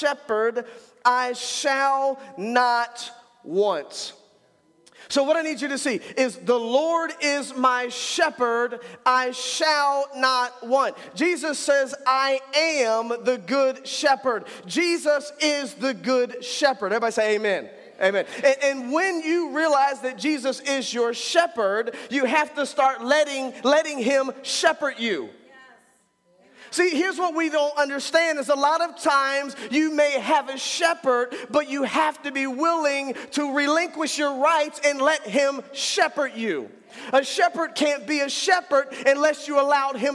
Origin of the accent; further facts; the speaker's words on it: United States; I'm an American too